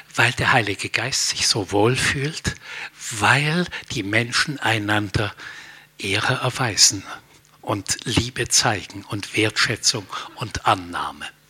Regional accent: Germany; als Deutsche

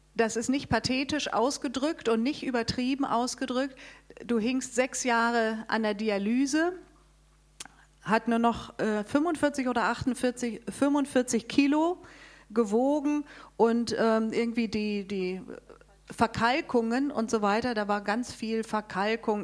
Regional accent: Darmstadt, Hesse, Germany; Wir kommen aus Darmstadt

